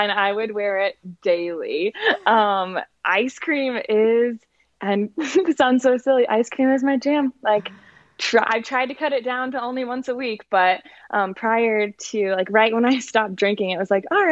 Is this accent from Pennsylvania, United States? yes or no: no; Indianapolis, Indiana, United States; moved away as an adult; now in Denver, United States; I'm from Indianapolis, Indiana, and I just moved to Denver in October.